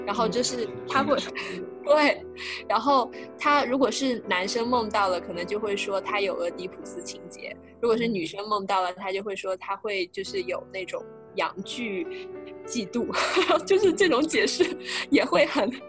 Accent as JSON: {"language": "Chinese", "country": "China", "said": "我觉得反映了我们我们中国人或者说华人是非常的关心梦的"}